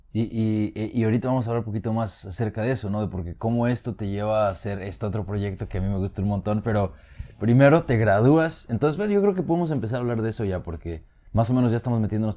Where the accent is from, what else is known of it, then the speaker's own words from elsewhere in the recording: Mexico; now in United States; nosotros somos de México